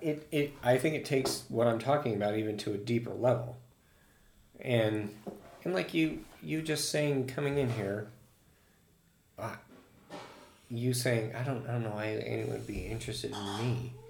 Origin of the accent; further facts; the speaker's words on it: United States; Well, and I'm American through and through.